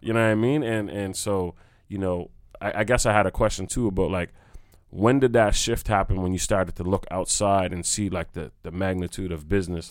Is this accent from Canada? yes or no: yes; North Preston, Nova Scotia, Canada; I'm from North Preston